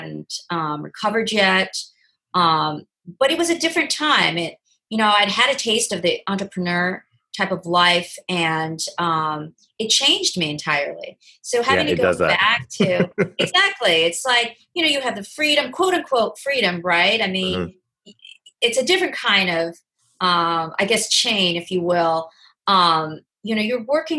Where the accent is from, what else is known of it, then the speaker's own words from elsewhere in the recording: Oregon, United States; moved away as an adult; also born or lived in Southern California; now in Los Angeles, United States; I'm from the West Coast, originally from Oregon, and moved down to Southern California to go to college